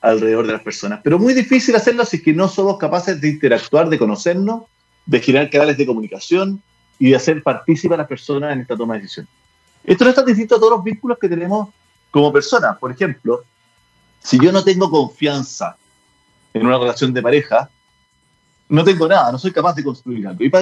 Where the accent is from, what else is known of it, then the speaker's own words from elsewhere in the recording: Chile; porque finalmente lo primero que nos une es que somos chilenos.